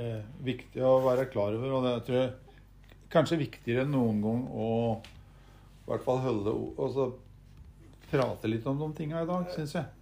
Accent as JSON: {"language": "Norwegian", "town": "Gjøvik", "region": "Innlandet", "country": "Norway", "tie": "born or raised there", "said": "jeg kom fra Høndalen, det lille industrisamfunnet"}